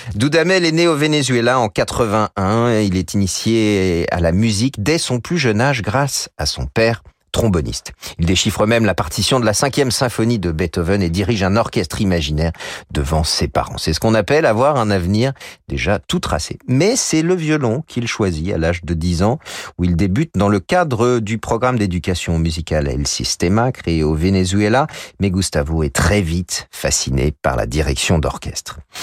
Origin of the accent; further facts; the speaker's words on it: France; chez nous en France